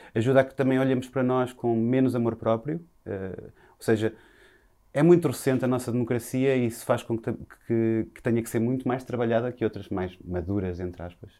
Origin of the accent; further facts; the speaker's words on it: Viseu, Portugal; now in Lisbon, Portugal; nasci em Viseu